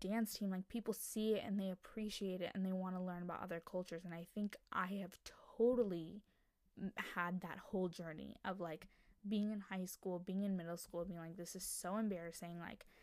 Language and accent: English; United States; female Indian American standpoint